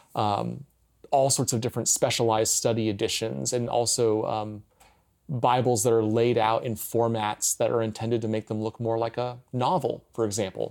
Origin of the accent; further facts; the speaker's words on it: United States; as an American Christian, even trained in seminary